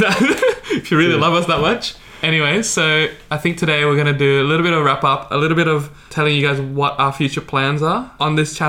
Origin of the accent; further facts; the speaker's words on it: Sydney, New South Wales, Australia; we're all from Sydney